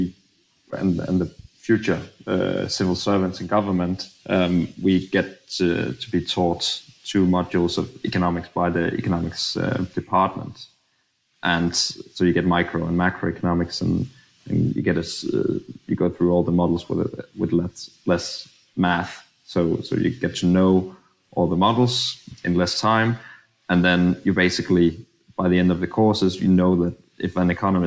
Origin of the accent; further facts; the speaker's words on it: Denmark; we're so used to the orthodox way of thinking about public finance in Denmark